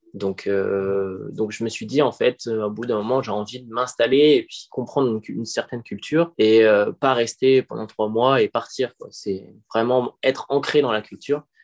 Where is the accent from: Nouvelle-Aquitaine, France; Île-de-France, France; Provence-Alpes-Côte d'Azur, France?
Île-de-France, France; Paris; moved away; je suis parisien de base